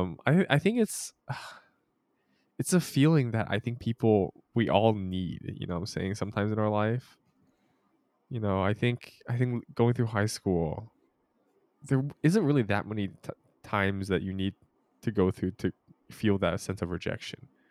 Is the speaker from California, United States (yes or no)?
yes; Merced, California, United States; growing up in Merced